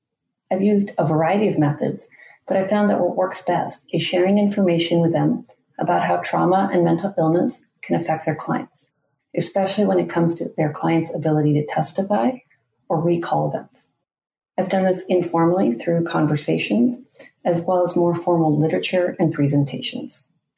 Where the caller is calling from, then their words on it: Washington, District of Columbia, United States; I'm joining you from Washington, D.C.